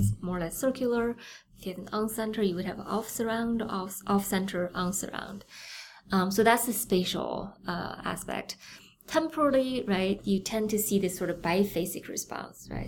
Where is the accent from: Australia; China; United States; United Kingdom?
China; Beijing; moved away; I'm from Beijing. Uh, I was born there